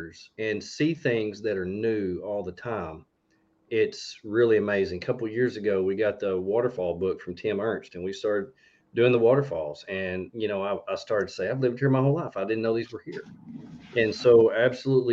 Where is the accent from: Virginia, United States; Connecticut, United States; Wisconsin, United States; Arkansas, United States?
Arkansas, United States; I was born in Arkansas because she hated Texas